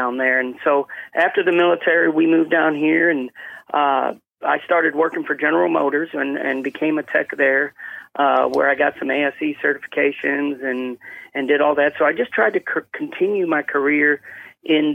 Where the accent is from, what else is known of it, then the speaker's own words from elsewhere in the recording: Cicero, Illinois, United States; moved away as an adult; also born or lived in Portland, Oregon; we went from Portland, Oregon over to Chicago, where I was really in a town called Cicero, right outside of Chicago there.